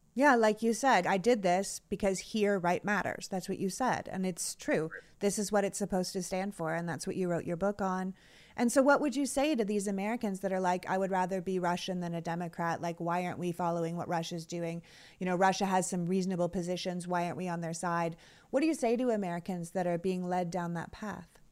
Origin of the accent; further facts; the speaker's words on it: Canada; now in United States; I immigrated from Canada